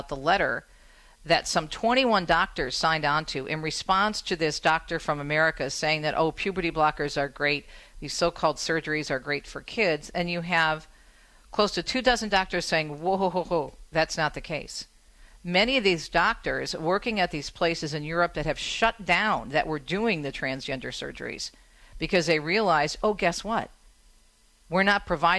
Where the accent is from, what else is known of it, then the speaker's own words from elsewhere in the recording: Michigan, United States; my home state